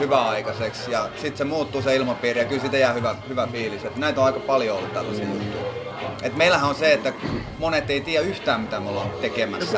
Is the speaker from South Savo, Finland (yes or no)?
no; Kokkola, Central Ostrobothnia, Finland; moved away as an adult; now in Turku, Finland; Mä oon alun perin Kokkolasta kotoisin ja noin viisitoista vuotta asunut Turussa